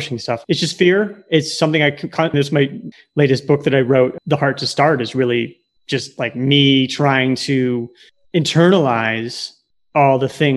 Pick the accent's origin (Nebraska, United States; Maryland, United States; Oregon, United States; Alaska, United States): Nebraska, United States; moved away as an adult; also born or lived in Silicon Valley; Growing up in Nebraska, pre-internet